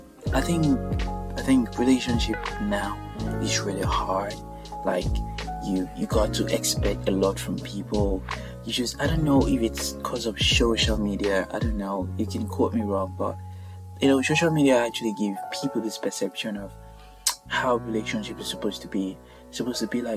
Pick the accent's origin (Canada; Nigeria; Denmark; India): Nigeria; now in Birmingham, United Kingdom; I'm actually Nigerian